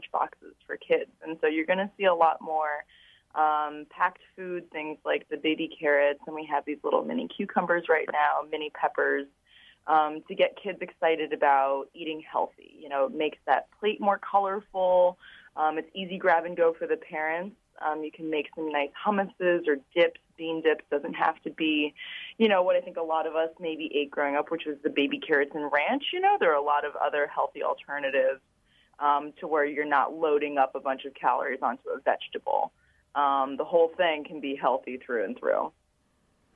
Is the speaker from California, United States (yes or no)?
no; Florida, United States; moved away; I'm from Florida originally, and I'm very used to going back to school well before Labor Day